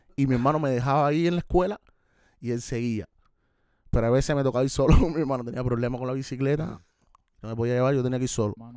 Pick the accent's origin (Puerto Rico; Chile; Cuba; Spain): Cuba; Havana; Yo nací en Centro Habana, Cere, pero me crié en La Habana Vieja